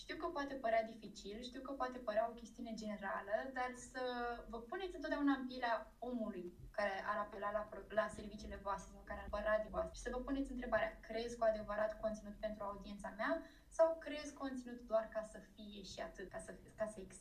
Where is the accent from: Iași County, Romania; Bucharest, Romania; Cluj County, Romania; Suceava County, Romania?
Iași County, Romania; Iași; sunt din Iași, născută în Iași, locuiesc în Iași